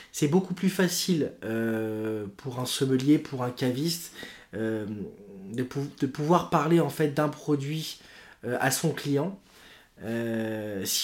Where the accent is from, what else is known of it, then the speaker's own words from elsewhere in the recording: Lyon, Auvergne-Rhône-Alpes, France; alors, je suis lyonnais d'origine